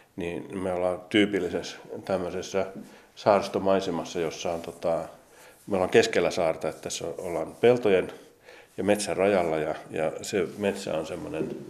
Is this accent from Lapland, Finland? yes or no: yes; Kolari, Lapland, Finland; moved away; mä oon viettänyt paljon paljon aikaa Lapissa. Mä syntyisin Kolarista, Tornionkilaaksosta